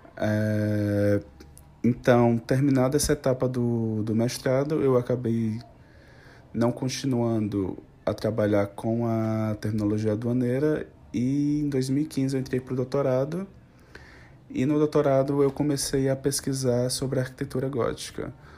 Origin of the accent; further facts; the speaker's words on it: Fortaleza, Ceará, Brazil; Eu, na verdade, sou natural de Fortaleza, no Ceará